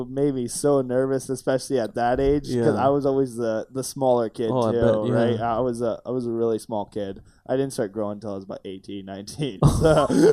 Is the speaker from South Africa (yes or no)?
no; Chilliwack, British Columbia, Canada; moved away as an adult; I was born and raised in Chilliwack, British Columbia.